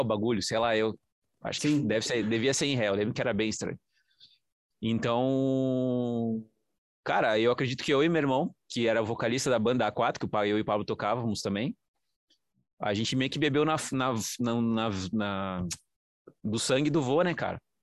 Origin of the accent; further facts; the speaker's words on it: interior of São Paulo, Brazil; eu sou de lá do interior de São Paulo